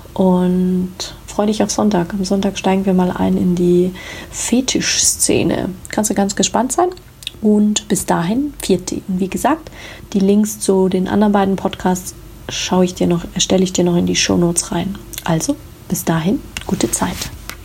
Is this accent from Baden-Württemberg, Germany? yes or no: no; Munich, Bavaria, Germany; ich komme aus München